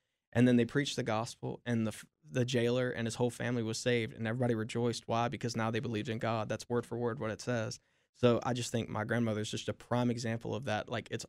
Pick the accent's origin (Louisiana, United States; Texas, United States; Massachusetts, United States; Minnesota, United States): Louisiana, United States; I am from Louisiana.